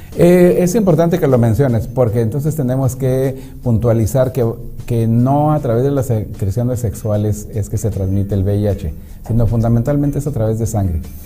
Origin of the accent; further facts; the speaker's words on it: Mexicali, Baja California, Mexico; also born or lived in Ensenada; now in Tijuana, Mexico; yo crecí en Mexicali, y después estuve un, tiempo en Ensenada, pero ya vivía en, aquí en Tijuana